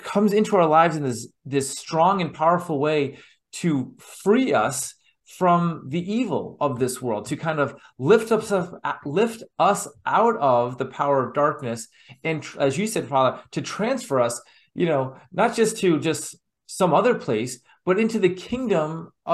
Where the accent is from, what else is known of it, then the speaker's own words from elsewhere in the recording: United States; my experiences as an American